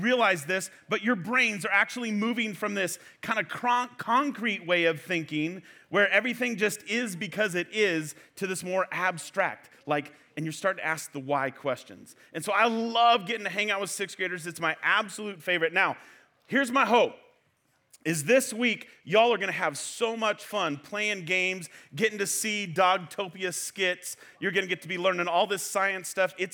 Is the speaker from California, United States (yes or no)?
yes; Fresno, California, United States; now in Clovis, United States; I'm from Fresno.